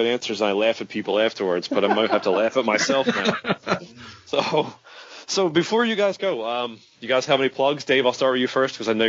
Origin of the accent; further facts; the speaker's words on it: United States; accent: American; I'm American